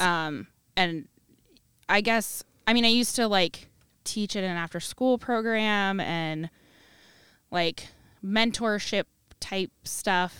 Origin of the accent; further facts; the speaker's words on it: Cedar Rapids, Iowa, United States; I'm from the Cedar Rapids area